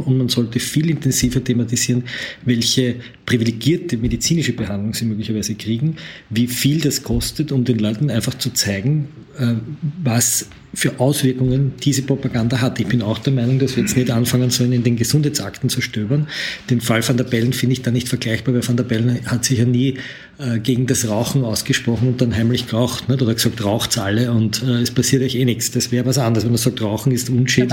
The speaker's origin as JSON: {"language": "German", "region": "Lower Austria", "country": "Austria", "tie": "born or raised there", "said": "in meiner Heimatgemeinde in Niederösterreich"}